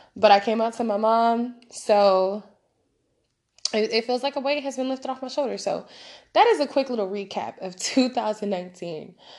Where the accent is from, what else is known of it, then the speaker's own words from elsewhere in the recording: West Coast, United States; I'm from the West Coast